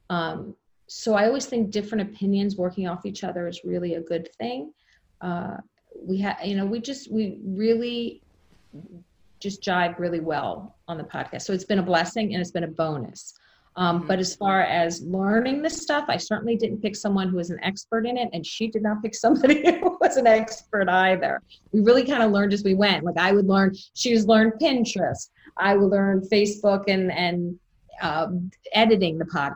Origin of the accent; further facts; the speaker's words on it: Jersey Shore, New Jersey, United States; moved away; I was born on the Jersey Shore